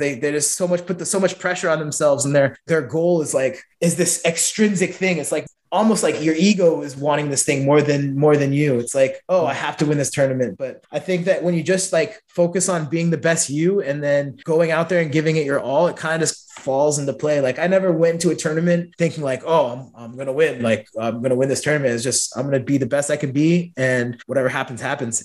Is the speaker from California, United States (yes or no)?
yes; San Francisco, California, United States; I'm from San Francisco. I know all the good food places.